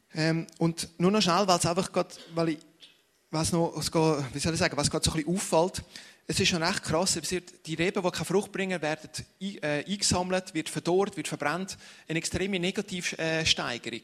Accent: Ticino, Switzerland; ich bin Tessiner

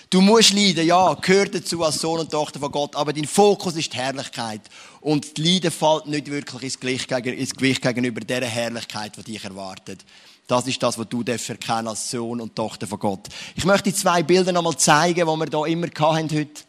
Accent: Switzerland; Oder eigentlich sind wir es als Schweizer nicht gern.

